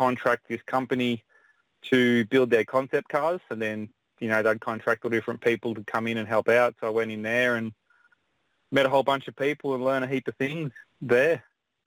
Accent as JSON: {"language": "English", "town": "Melbourne", "region": "Victoria", "country": "Australia", "also_born_or_lived": "West Gosford, New South Wales", "moved": "as an adult", "lives_now": "New South Wales, Australia", "said": "I'm from Melbourne, Victoria, originally"}